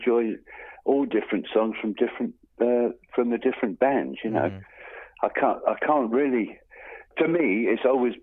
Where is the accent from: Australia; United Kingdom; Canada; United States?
United Kingdom; Bournemouth, South West England; moved away; also born or lived in London; I was born in Bournemouth and then started in bands, as you do, moved up to London